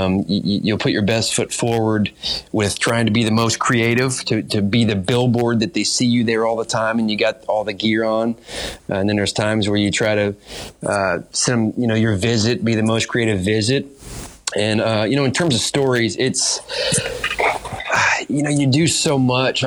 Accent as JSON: {"language": "English", "town": "Fort Wayne", "region": "Indiana", "country": "United States", "tie": "born or raised there", "moved": "yes", "said": "I'm from Fort Wayne, Indiana"}